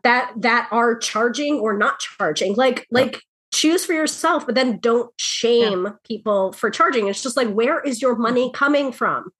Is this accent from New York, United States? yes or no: yes; New York, United States; the New Yorker